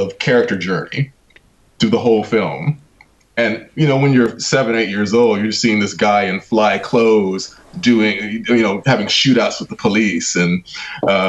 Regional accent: Los Angeles, California, United States; moved away as an adult; now in United Kingdom; I grew up in the heart of South Central. I grew up on 92nd and Figueroa

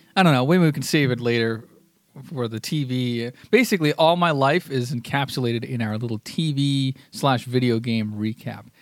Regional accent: United States; I'm an American

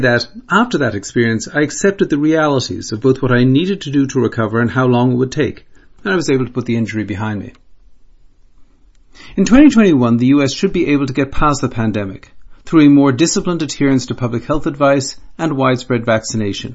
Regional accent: Ireland; Being an Irishman

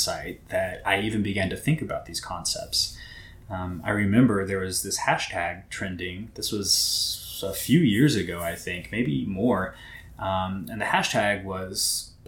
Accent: Southwest Missouri, United States; I was born and raised in Southwest Missouri

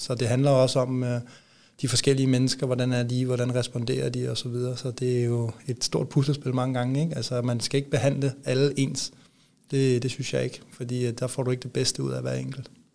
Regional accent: near Copenhagen, Capital Region of Denmark, Denmark; moved away as an adult; also born or lived in Odense; now in Aalborg, Denmark; jeg er vokset op ikke ret langt væk fra, ja, fra, fra broerne derinde

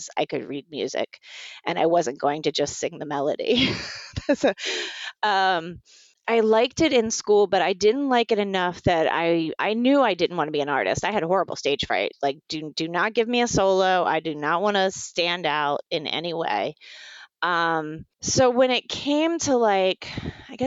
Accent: Virginia Beach, Virginia, United States; I grew up in Virginia Beach, Virginia

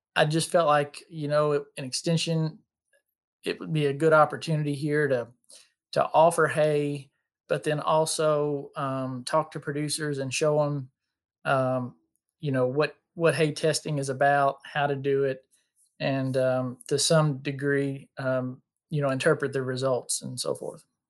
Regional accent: Bullitt County, Kentucky, United States; I'm from Bullock County, Kentucky, which is, uh, just the next county south of Louisville

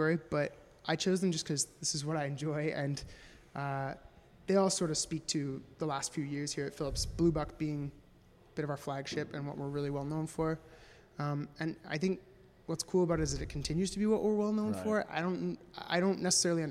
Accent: Vancouver, British Columbia, Canada; I grew up in Vancouver

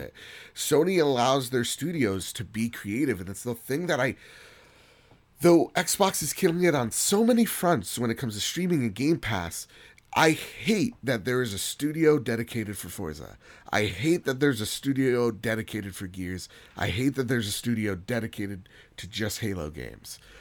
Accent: United States; as an American

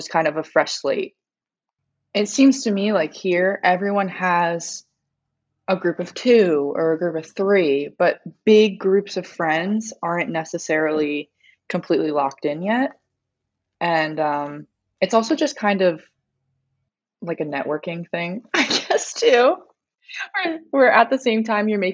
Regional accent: Connecticut, United States; moved away as an adult; now in Los Angeles, United States; where are you from? I was like, Connecticut.

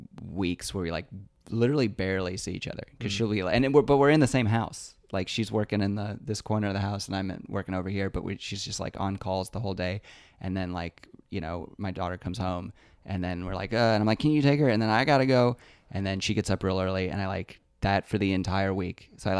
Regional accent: Lexington, Kentucky, United States; was in Lexington in my hometown and I headlined for the first time there.

